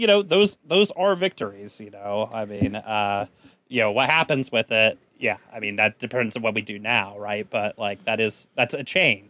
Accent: San Antonio, Texas, United States; In my hometown of San Antonio, we elected not one, but 2 socialists to the city council

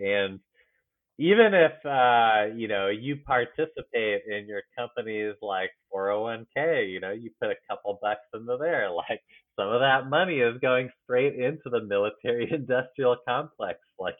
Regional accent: California, United States; I'm from California originally, and I'm just thinking places I've lived.

